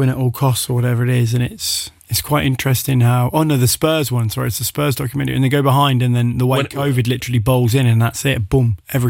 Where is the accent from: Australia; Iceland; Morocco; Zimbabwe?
Zimbabwe; I'm from Rhodesia.